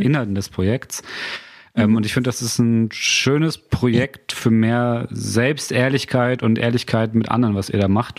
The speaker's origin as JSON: {"language": "German", "country": "Germany", "tie": "born or raised there", "said": "Ich komme ja aus, einem, aus, einem kleiner, aus einer kleinen Gemeinde vor Bremen."}